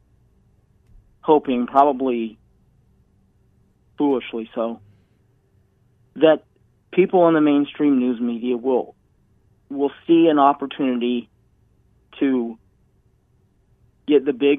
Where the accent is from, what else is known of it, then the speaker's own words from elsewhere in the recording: Colorado, United States; I grew up in Colorado.